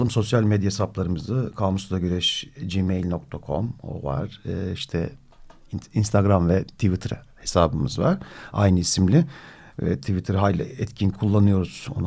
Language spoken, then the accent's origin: Turkish; Istanbul, Turkey; bir Kadıköy'lü olarak